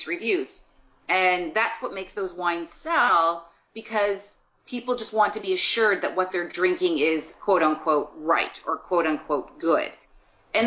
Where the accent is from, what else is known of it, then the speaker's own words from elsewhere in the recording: Guelph, Ontario, Canada; now in Toronto, Canada; I'm from Guelph, Ontario